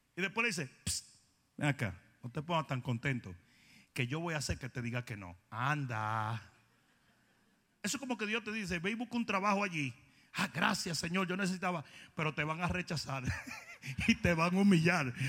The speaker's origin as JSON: {"language": "Spanish", "country": "Dominican Republic", "moved": "yes", "said": "como dicen los del sur en mi país"}